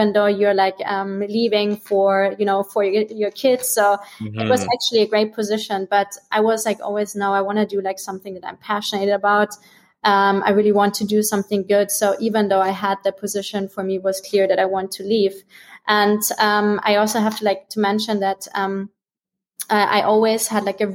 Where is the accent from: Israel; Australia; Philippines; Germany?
Germany; Bavaria; moved away as an adult; also born or lived in Bahamas; I'm originally from Germany